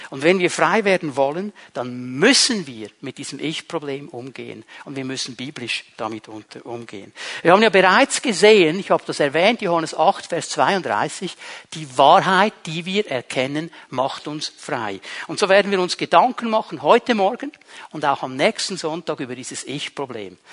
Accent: Switzerland; bei uns in der Schweiz

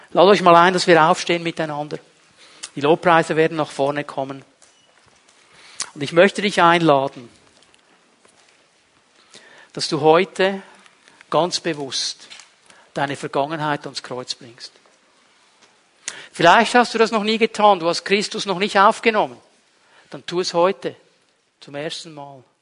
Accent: Switzerland; Ich fühle mich Immer als Schweizer, 24 Stunden am Tag, sieben Tage die Woche.

